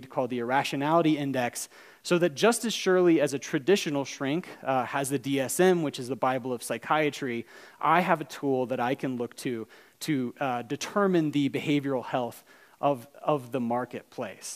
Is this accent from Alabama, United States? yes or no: yes; Alabama, United States; I'm from Alabama